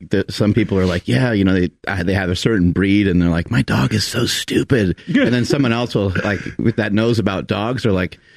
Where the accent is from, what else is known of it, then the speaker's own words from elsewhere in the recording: Arkansas, United States; I'm from Arkansas.